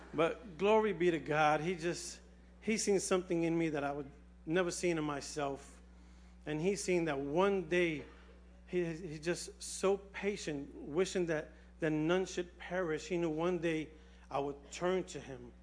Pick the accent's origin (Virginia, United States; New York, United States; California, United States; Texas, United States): New York, United States; New York City; I was born and raised here in the Bronx. Um, I was raised on Watson Avenue